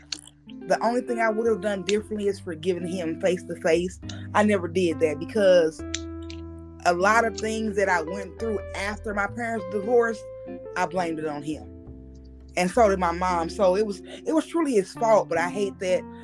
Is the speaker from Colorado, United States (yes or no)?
no; St. Louis, Missouri, United States; I'm from St. Louis. I grew up North St. Louis